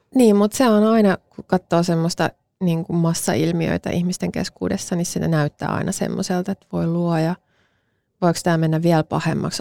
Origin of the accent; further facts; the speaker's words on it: Mäntsälä, Uusimaa, Finland; mä kasvoin Mäntsälässä